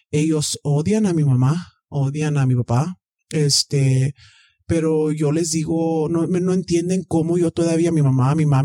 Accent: Mexico; soy mexicana, este, o sea, de aquí ya no

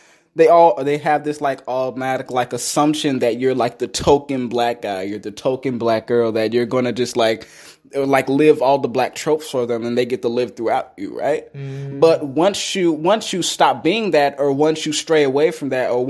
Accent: Charlotte, North Carolina, United States; also born or lived in Washington, D.C.; I grew up in this place in Charlotte called Greer Heights

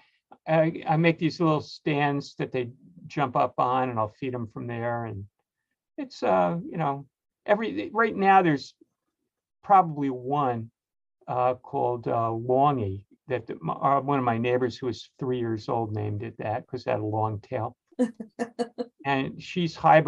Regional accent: New Jersey, United States; moved away; I grew up in New Jersey

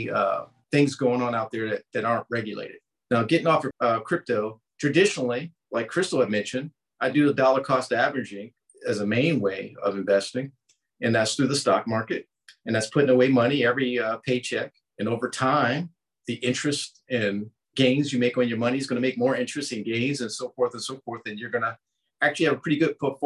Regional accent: Baltimore, Maryland, United States; moved away as an adult; also born or lived in California / Florida / Colorado Springs; Growing up in Baltimore, there were some projects

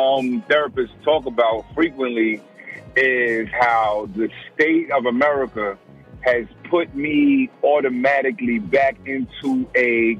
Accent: New York City, New York, United States; also born or lived in New Rochelle; I was raised in black culture. I'm from the Bronx.

